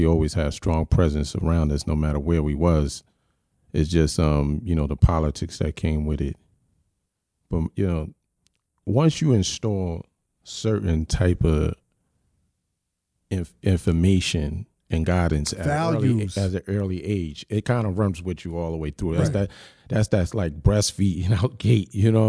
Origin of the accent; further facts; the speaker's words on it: Philadelphia, Pennsylvania, United States; You know, I was raised in Philly for a bit.